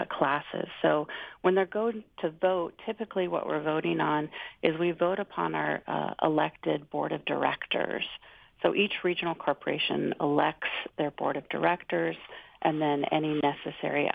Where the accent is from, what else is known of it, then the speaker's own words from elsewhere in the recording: Kodiak, Alaska, United States; I'm from Kodiak